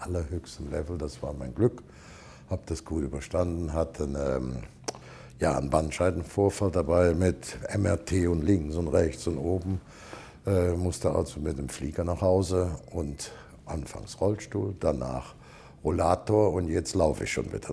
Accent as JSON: {"language": "German", "area": "Cologne area", "region": "North Rhine-Westphalia", "country": "Germany", "tie": "born or raised there", "moved": "as an adult", "lives_now": "Saarland, Germany", "said": "ich bin natürlich Landkölner Edelbauer, bin da geboren, aufgewachsen"}